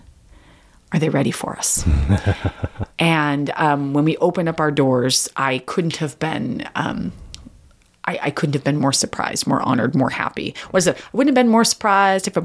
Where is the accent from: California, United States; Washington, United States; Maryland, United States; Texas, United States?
Washington, United States; Snohomish; also born or lived in Lake Stevens; I was from Snohomish, right? So I stayed in Snohomish and Lake Stevens.